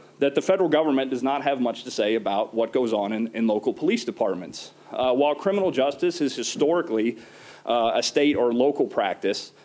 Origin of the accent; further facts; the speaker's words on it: Oklahoma, United States; from my home state of Oklahoma